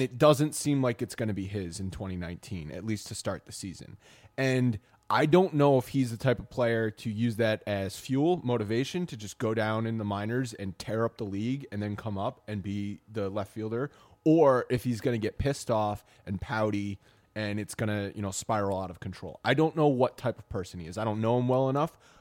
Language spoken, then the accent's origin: English; Rhode Island, United States; I grew up in Rhode Island, so I was always sort of a Yankees fan through my family